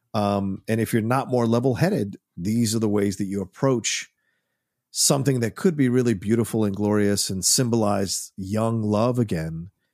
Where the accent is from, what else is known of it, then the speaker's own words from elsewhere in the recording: United States; I'm American, very much